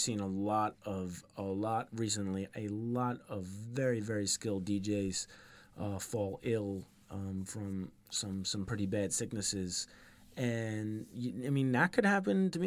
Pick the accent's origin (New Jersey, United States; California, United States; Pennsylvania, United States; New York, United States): New York, United States; where I grew up in New York